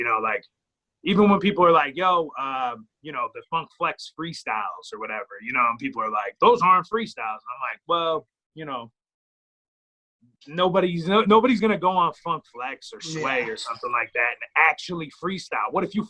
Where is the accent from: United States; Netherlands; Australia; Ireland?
Ireland; I mean, I'm Irish and I rap, so.